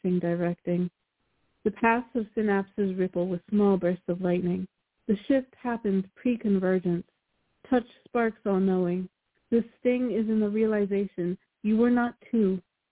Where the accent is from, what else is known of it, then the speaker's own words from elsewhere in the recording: Maryland, United States; I hail from Maryland, in the USA